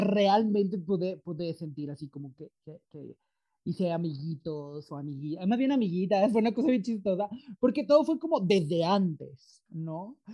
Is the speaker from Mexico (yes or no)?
yes; Mexico; yo soy mexicano, pero estoy aquí porque intercambio